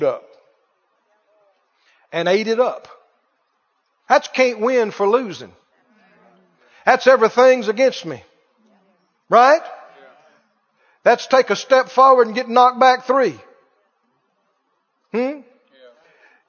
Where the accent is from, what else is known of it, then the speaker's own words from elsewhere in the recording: Mississippi, United States; my rural area where I grew up down in Mississippi